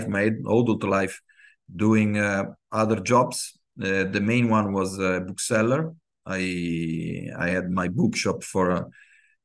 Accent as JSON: {"language": "English", "town": "Genoa", "region": "Liguria", "country": "Italy", "tie": "born or raised there", "said": "I was born in Genoa, Italy. Grown up with football"}